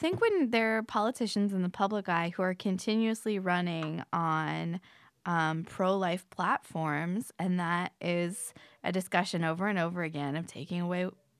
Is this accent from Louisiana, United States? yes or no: no; Florida, United States; I'm from Florida.